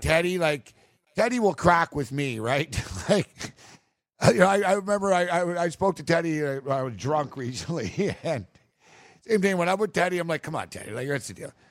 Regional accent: Canada; I'm from Canada.

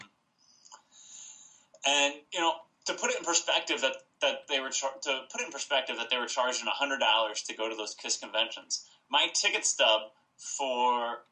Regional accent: St. Louis, Missouri, United States; The convention tour came to St. Louis, my hometown

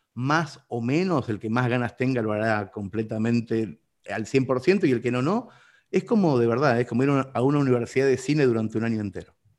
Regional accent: Mercedes, Soriano, Uruguay; mi ciudad natal, Mercedes

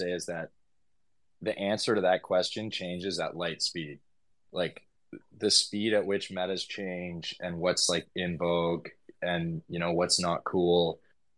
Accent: Vancouver, British Columbia, Canada; moved away as an adult; also born or lived in Tofino, Canada; now in Portugal; I'm from Vancouver originally

